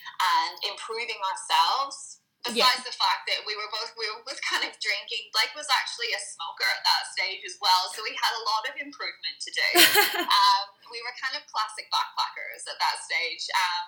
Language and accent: English; Northern Ireland, United Kingdom; moved away as an adult; now in Australia; So I'm not originally from Australia, which might be a little apparent from my weird accent. It's getting there. It's getting more Australian. I'm originally from Northern Ireland, and I came out to Australia as a backpacker coming up to 10 years now.